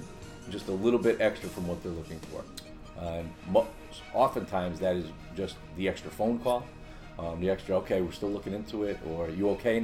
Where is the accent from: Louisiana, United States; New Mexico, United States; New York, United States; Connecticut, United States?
Connecticut, United States; Hartford; I grew up in Hartford, Connecticut, where everyone was Yankees or Red Sox